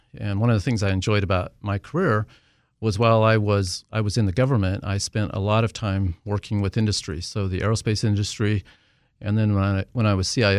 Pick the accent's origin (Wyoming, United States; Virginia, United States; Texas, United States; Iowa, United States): Wyoming, United States; also born or lived in Southern California; Well, so actually, I am from Wyoming and ended up going to college in Southern California, of all places.